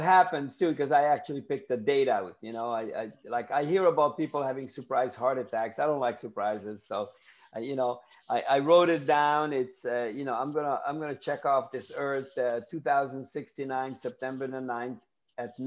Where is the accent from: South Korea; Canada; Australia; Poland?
Canada; Ontario; also born or lived in Tampa, Florida; now in Daytona Beach, United States; I'm from Canada. I lived in... People say, where did you live? I said, Toronto, because they don't know the little towns